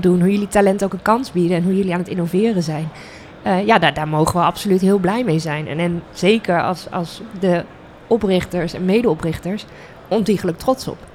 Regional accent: The Hague, South Holland, Netherlands; now in Groningen, Netherlands; ik kom zelf uit Den Haag

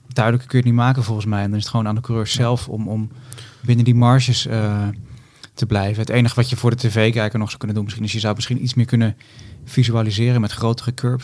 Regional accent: Netherlands; als Nederlanders

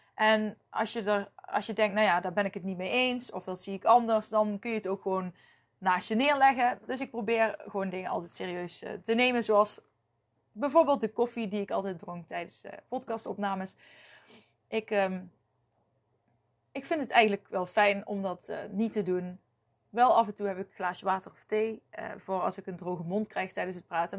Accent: North Brabant, Netherlands; accent: Brabants; ik heb me nooit geschaamd voor mijn Brabants accent

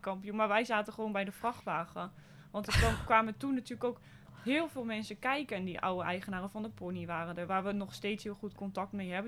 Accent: Zwartsluis, Overijssel, Netherlands; also born or lived in Hasselt; Ik ben eh, opgegroeid in Zwartsluis. dus een klein dorpje in de buurt van Zwolle

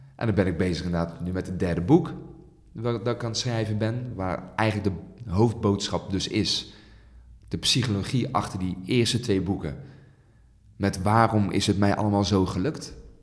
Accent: Netherlands; heb ik een Nederlandse moeder en ben ik hier geboren in Nederland

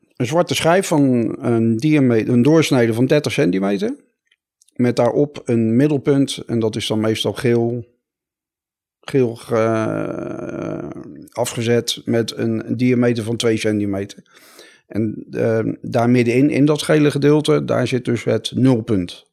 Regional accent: Rotterdam, South Holland, Netherlands; ik kom uit Rotterdam

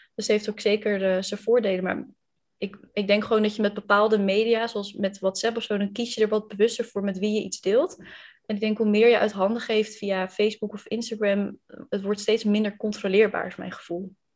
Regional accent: Randstad, Netherlands; accent: western (Randstad); Ik ehm, kom, het valt denk ik uit mijn accent ook al te horen, uit de, eh, het westen van het land, uit de Randstad. Ehm, en ik heb tot mijn achttiende bij mijn ouders gewoond.

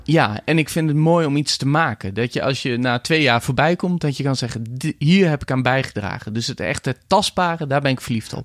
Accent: Netherlands; als bevolking, als Nederlanders.

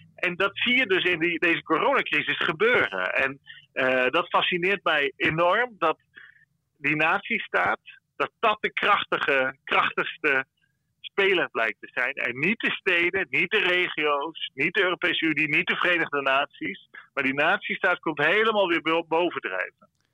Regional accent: Friesland, Netherlands; now in Brussels, Belgium; ik als Fries weet ook wel dat eh, mijn grootouders die kregen eh, slagen op het schoolplein eh, vroeger als ze Fries spraken

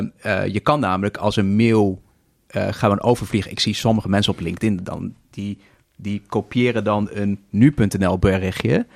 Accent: Netherlands

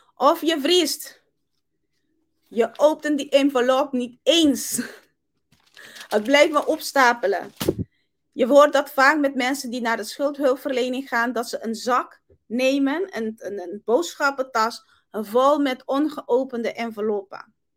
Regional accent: Curaçao; now in Netherlands; Ik kom uit Curaçao

